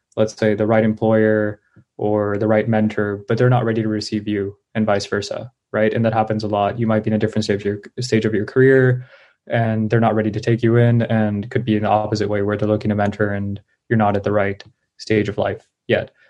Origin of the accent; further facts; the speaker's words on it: Bay Area, California, United States; I grew up in the Bay Area